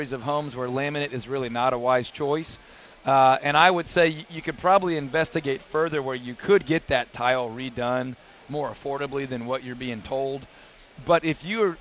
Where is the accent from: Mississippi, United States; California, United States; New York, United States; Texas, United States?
Texas, United States; Houston; I grew up in Northwest Houston, I-45, 1960 area, where I remember snow one time in my entire youth